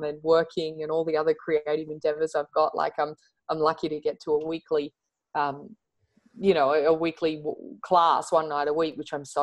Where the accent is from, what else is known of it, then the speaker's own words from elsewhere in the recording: Central Coast, New South Wales, Australia; also born or lived in Surry Hills, Sydney; I used to go like one day a week at a local club where I grew up on the Central Coast